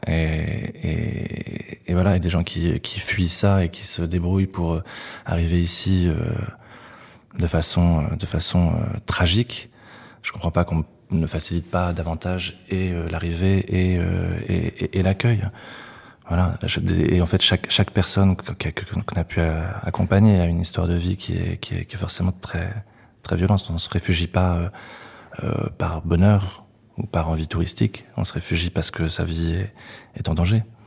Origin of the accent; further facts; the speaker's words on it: Yvetot, Normandy, France; J'ai grandi à Ifto, à 30 km de Rouen